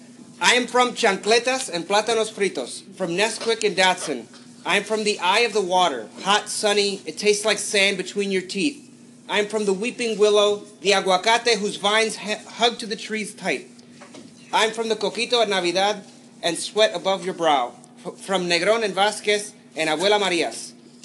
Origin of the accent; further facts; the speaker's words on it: Milwaukee, Wisconsin, United States; also born or lived in Puerto Rico; I am from a wintry Milwaukee where ants help raise you.